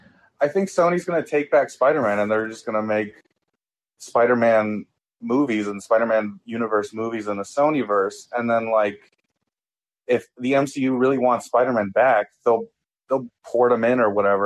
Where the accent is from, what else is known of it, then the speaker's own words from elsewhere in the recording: Chicago, Illinois, United States; I mean, I'm from Chicago